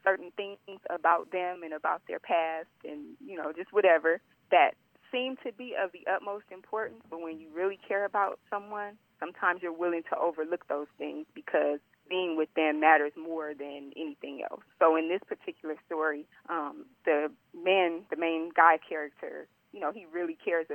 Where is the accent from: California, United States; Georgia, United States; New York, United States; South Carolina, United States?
California, United States; Los Angeles; born and raised in Los Angeles, California.